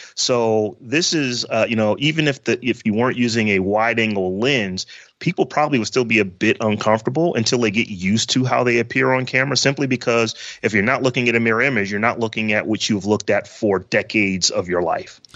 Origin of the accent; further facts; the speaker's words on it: Warren, Ohio, United States; I'm from Warren, Ohio